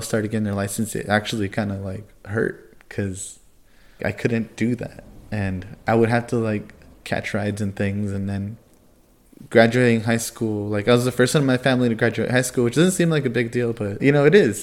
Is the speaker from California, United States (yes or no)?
yes; California, United States; I grew up in California